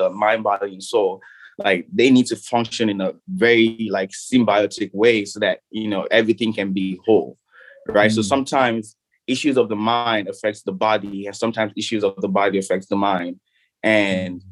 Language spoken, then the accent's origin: English; Nigeria; the country that I grew up in Nigeria